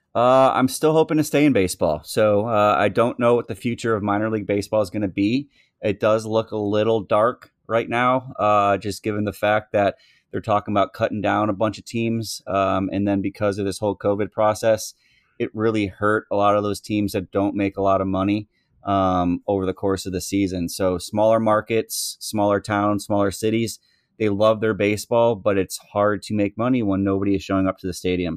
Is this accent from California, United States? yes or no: no; Upper Arlington, Ohio, United States; the house I grew up in in North Arlington